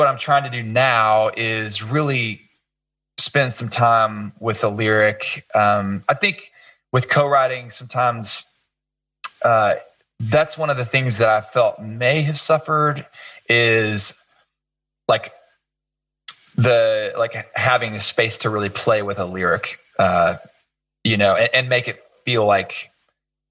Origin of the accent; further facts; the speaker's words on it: Kansas City, Missouri, United States; I grew up in Kansas City